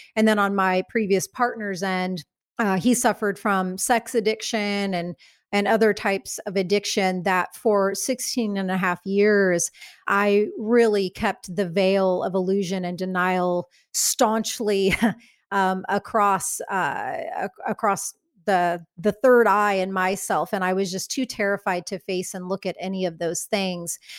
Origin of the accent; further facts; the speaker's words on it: Midwest, United States; I come from the Midwest.